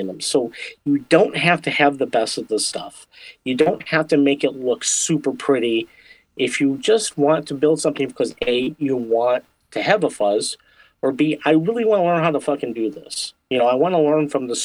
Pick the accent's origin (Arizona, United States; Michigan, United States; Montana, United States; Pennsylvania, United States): Michigan, United States; I am from Michigan